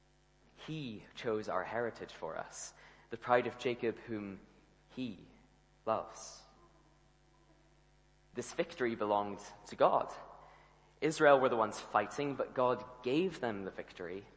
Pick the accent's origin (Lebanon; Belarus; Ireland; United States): Ireland; now in Scotland, United Kingdom; I grew up in the Republic of Ireland